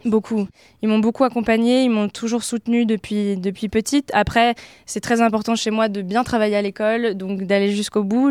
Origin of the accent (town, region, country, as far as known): Oise, Picardy, Hauts-de-France, France; born or raised there; moved away as an adult; now in Paris, France